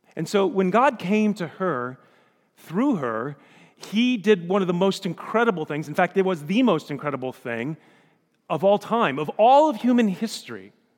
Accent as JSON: {"language": "English", "town": "Elkhart", "region": "Indiana", "country": "United States", "said": "we're from Elkhart, Indiana, or Michiana"}